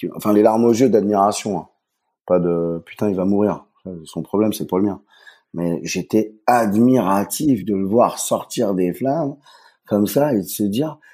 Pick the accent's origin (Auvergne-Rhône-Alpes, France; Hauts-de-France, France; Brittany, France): Brittany, France; Saint-Malo; now in Switzerland; je suis euh, de Saint-Malo